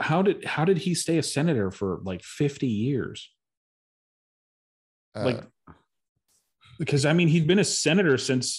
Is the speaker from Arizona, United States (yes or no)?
yes; Arizona, United States; Cause I'm from Arizona. I have no idea who that person is.